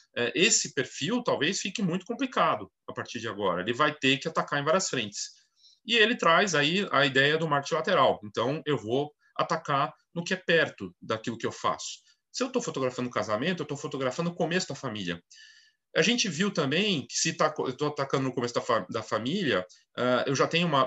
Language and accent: Portuguese; Brazil; todos nós, né, como brasileiros